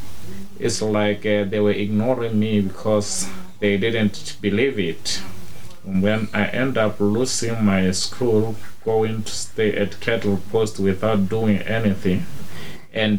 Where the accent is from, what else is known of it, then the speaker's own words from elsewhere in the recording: Okavango region, North-West District, Botswana; I grew up in the Okavango region a long time back. I was born here. I was born and raised here.